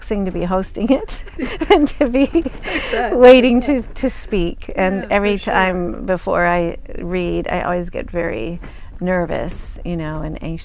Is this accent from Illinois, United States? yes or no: yes; Naperville, Illinois, United States; moved away; I grew up in Green Acres